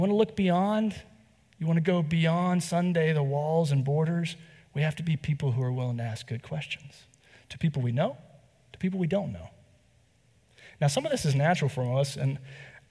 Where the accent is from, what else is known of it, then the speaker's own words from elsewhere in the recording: North Carolina, United States; I'm from the South. I'm from here in North Carolina as well